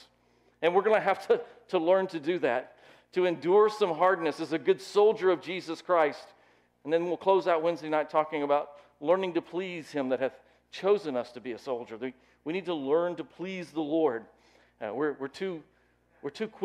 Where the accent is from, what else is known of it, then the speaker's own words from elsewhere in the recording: Lookout Mountain, Tennessee, United States; I grew up on Lookout Mountain